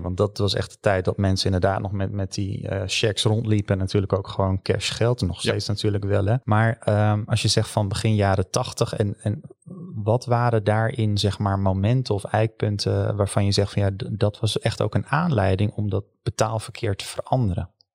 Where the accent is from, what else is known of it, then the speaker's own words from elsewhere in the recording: Netherlands; als Hollanders